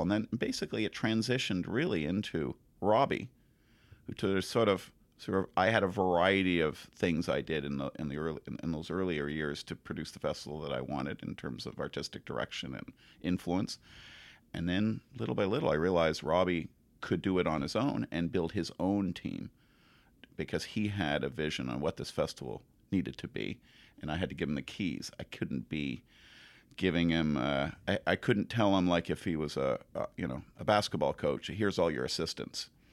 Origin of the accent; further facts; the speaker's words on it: Montreal, Quebec, Canada; moved away; also born or lived in New Zealand; I'm from Montreal, and I supposedly speak French